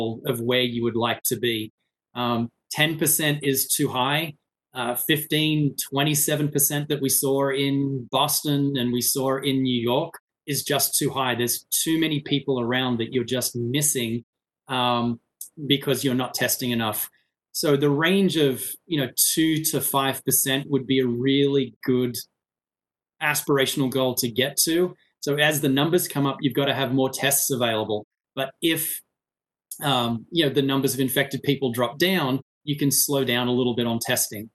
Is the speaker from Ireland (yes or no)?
no; Australia; now in United States; my home country, Australia